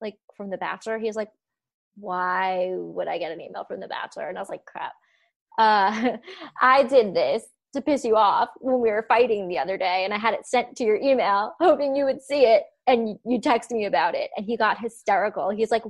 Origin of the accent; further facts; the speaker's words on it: New Jersey, United States; moved away as an adult; now in New York, United States; I'm from New Jersey